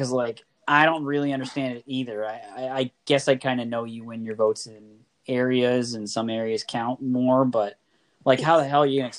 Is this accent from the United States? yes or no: no; Oshawa, Ontario, Canada; being the kid from Oshawa